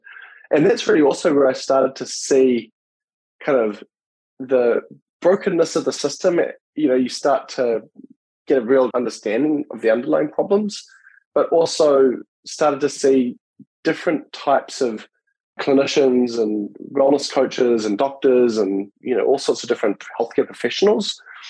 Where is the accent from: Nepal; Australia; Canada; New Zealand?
New Zealand; moved away as an adult; now in United States; I grew up in New Zealand